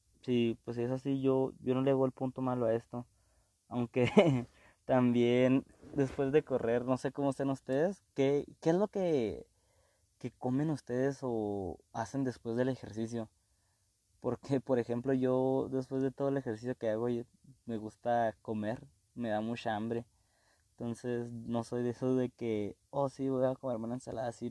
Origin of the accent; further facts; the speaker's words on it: Mexico; nosotros como mexicanos